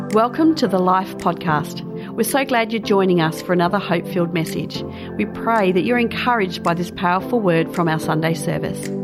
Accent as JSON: {"language": "English", "town": "Porirua", "region": "Wellington", "country": "New Zealand", "said": "I'm from Porirua."}